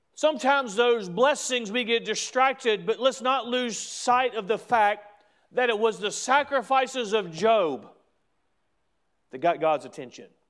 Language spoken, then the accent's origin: English; United States; I'm proud to be an American.